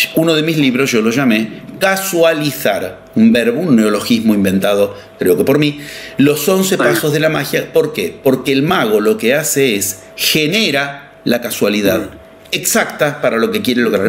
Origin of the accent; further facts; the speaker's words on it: Argentina; yo soy argentino